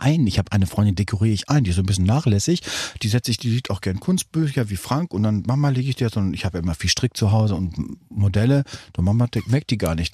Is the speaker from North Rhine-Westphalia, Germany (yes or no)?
yes; North Rhine-Westphalia, Germany; bei uns in Westfalen